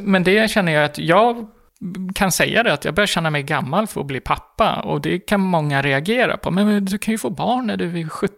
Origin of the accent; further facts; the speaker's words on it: Gotland, Sweden; moved away as an adult; also born or lived in Stockholm; jag kommer från Gotland där det är ganska normalt att man kanske har en två, tre barn vid 25 års ålder